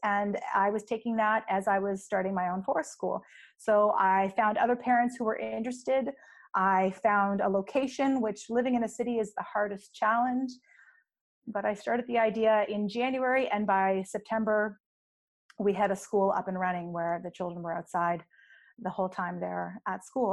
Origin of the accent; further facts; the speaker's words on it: the Maritimes, Canada; now in Victoria, Canada; I'm from the Maritimes, so the east coast of Canada, where we get a lot of snow